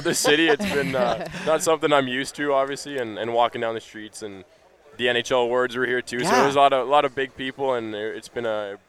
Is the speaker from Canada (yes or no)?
yes; Prince George, British Columbia, Canada; I'm from Prince George, so it's a little bit colder up there